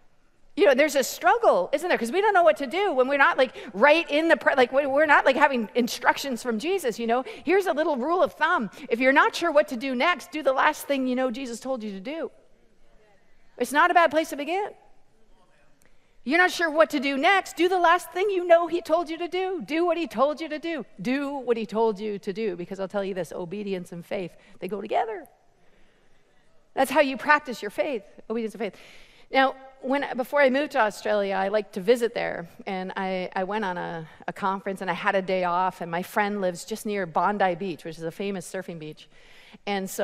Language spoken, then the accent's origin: English; Canada; I'm from Canada